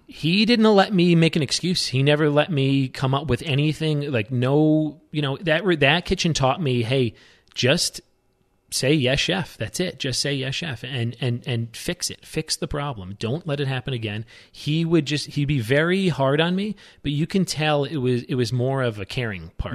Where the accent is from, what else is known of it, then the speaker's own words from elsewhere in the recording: New York, United States; moved away as an adult; also born or lived in Aspen, Colorado; I'm born and raised in New York